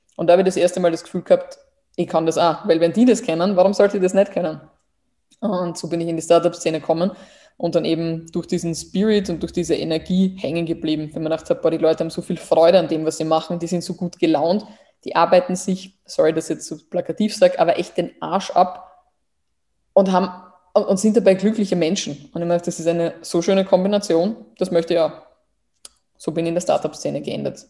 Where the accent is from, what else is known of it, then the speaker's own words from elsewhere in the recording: Burgenland, Austria; moved away; ich komme aus dem Burgenland